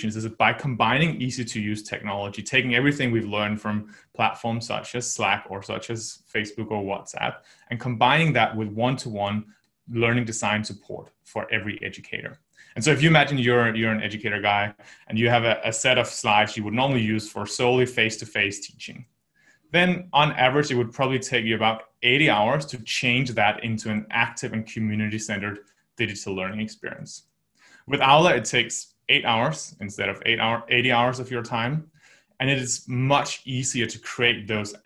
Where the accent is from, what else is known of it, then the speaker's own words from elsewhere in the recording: just north of Copenhagen, Capital Region of Denmark, Denmark; moved away as an adult; also born or lived in United States / United Kingdom / China; I'm originally from Denmark. I grew up there, just north of Copenhagen, for about 18 years